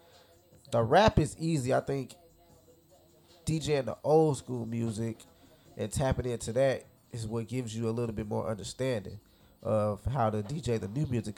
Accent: Chicago, Illinois, United States; Born and raised. Chicago. 79th.

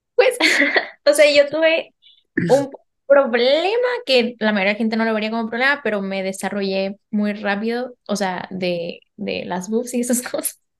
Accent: Mexico; moved away as an adult; now in France; Soy mexicana y ahora también española. Y normalmente vivo en Francia

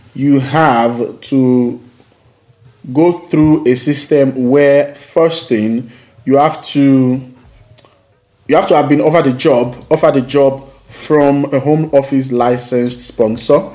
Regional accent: Nigeria; now in United Kingdom; we come from Nigeria

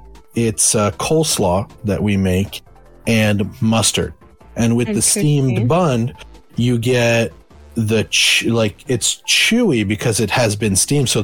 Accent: Canada; first language French; English is a second language; I'm Canadian.

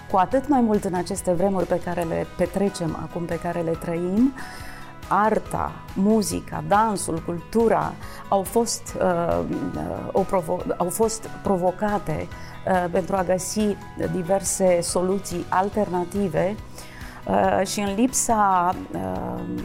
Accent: Romania; ca români

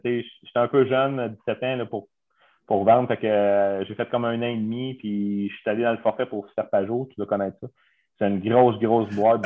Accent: Montérégie, Quebec, Canada; moi, je suis natif de Hopton, à Montérégie.

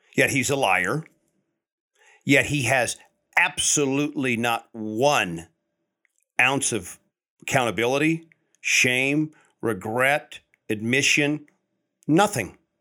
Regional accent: United States; as American people

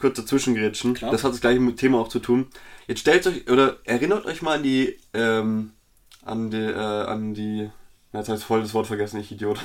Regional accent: Bavaria, Germany; wir beide sind, wir kommen aus Bayern

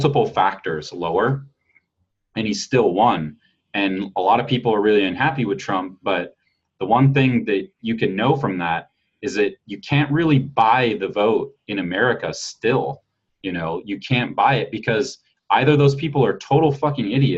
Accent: United States; being an American

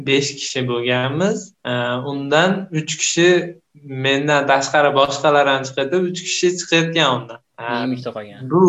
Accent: Andijan, Andijan Region, Uzbekistan; andijon shahrida tug'ilganman tug'ilgan joyim andijon

